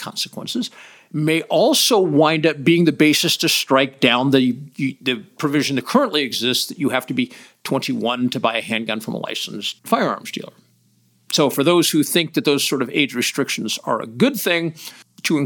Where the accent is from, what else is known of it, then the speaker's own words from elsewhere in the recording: United States; an American